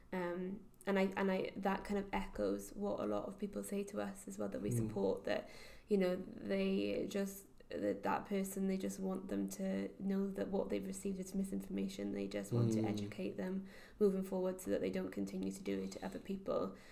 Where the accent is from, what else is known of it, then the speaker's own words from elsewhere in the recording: the Valleys, Wales, United Kingdom; moved away as an adult; also born or lived in Cardiff; I was brought up in the Valleys